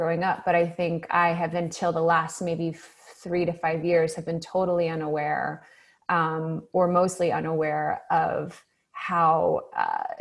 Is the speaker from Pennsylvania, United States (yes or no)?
no; North Carolina, United States; moved away as an adult; also born or lived in Ohio / Charleston, South Carolina / New York / Texas; I grew up in the South